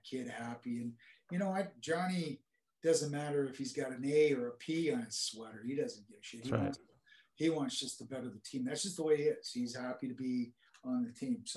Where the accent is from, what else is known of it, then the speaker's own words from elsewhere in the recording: Oakville, Ontario, Canada; we're from Oakville